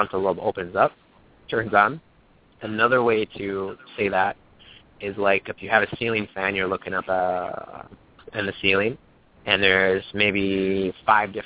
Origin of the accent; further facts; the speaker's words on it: St. Paul, Minnesota, United States; I grew up in St. Paul, Minnesota